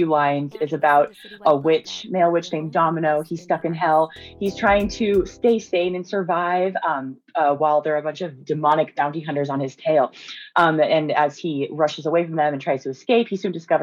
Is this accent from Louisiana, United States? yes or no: no; Montana, United States; moved away; I'm from Montana and kind of like the Northwest.